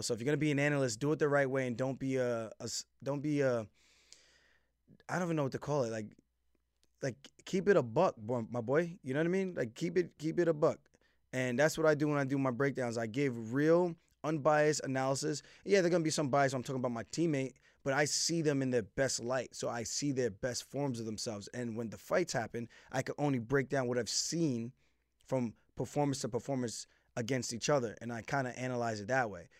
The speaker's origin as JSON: {"language": "English", "town": "Uniondale", "region": "New York", "country": "United States", "tie": "born or raised there", "said": "We're both from Uniondale, New York. Grew up there"}